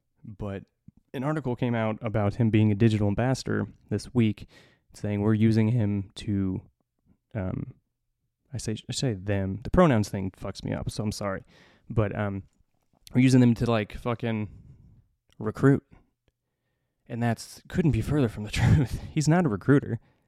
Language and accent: English; Indiana, United States; I was raised, you know, in the Midwest. I was raised in Northern Indiana. I was raised very strict Catholic.